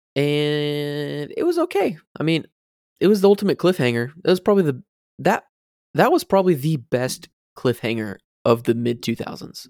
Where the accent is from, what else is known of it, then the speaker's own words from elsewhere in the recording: Florida, United States; growing up in Florida, you have to learn a little bit of Spanish